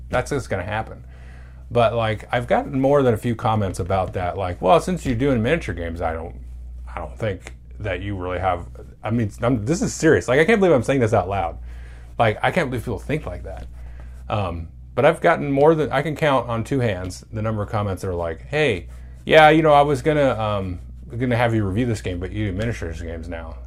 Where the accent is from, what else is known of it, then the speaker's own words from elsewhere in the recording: United States; I'm an American